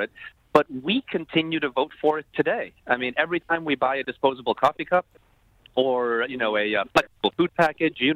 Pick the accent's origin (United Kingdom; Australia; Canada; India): Canada; Toronto, Ontario; moved away; I'm proudly Canadian